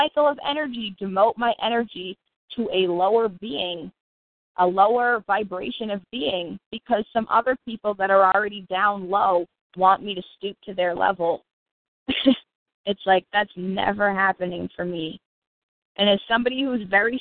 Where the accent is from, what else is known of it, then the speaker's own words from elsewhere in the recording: United States; as an American citizen